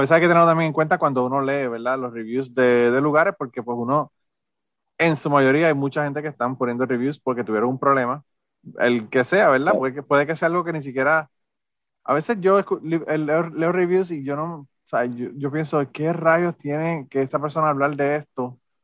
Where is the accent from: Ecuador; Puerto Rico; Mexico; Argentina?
Puerto Rico; Utuado; yo soy de Utuado también